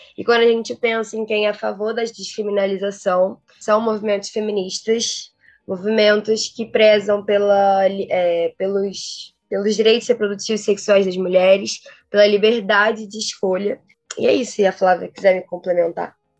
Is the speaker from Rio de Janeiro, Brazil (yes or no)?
yes; Rio de Janeiro, Brazil; sou carioca, tenho 23 anos